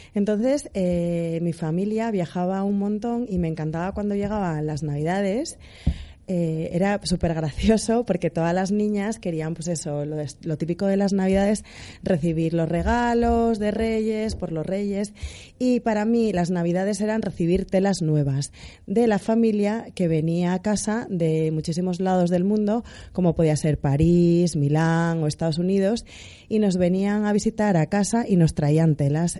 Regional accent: Asturias, Spain; soy asturiana

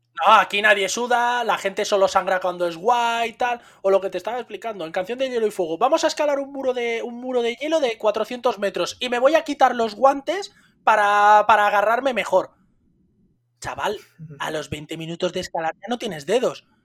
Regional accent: Spain; los españoles somos gente bendecida y maldita

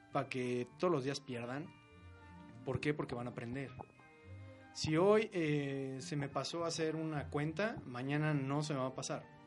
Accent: Mexico; somos así los mexicanos

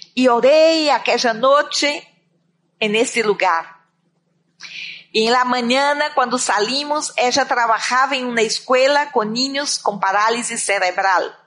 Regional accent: Candiba, Bahia, Brazil; moved away as an adult; eu tinha 14 anos quando senti esse chamado de Deus para minha vida, allá em um campo, em uma cidade muito pequena de Brasil, creio, no, agora já la temos no mapa, pero por muito tempo não la teníamos, Candiba

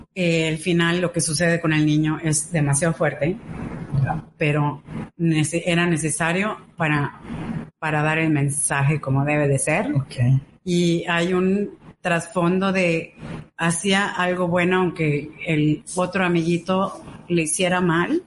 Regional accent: Yucatán, Mexico; soy yucateca. Ok. 100%. Eh, eh, mis papás yucatecos, 100% también

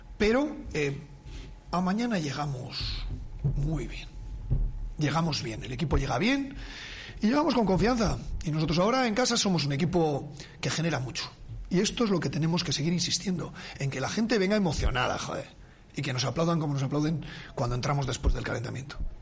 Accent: Burgos province, Castile and León, Spain; born or raised there; moved away

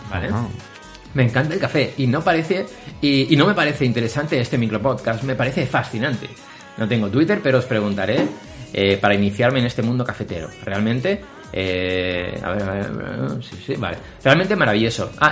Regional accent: Argentina; Soy bailador flamenco. Anda. Es mi profesión. Ya hace casi 25 años. Y sí, soy argentino y bailador.

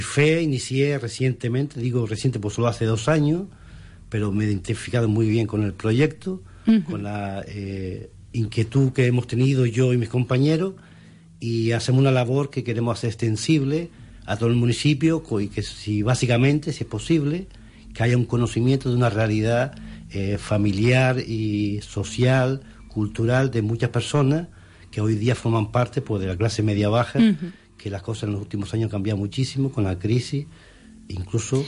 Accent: Ingenio, Canary Islands, Spain; moved away as an adult; now in Santa Lucía de Tirajana, Spain; Soy eh, natural de Carrizal, Ingenio

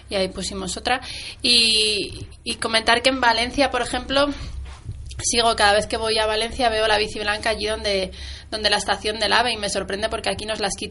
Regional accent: Mexico; Es que yo estoy de intercambio, soy de México

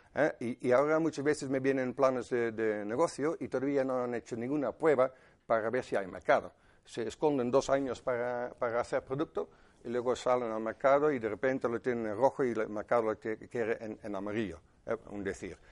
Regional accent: Netherlands; Spanish is a second language; moved away; Soy holandés, de 57 años me parece

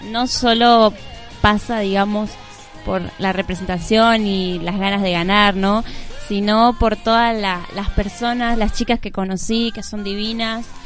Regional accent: Manzone, Buenos Aires, Argentina; representar eh, a mi pueblo más que nada, porque desde que nací estoy viviendo ahí

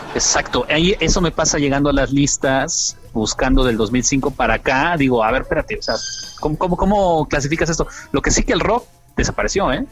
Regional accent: Mexico

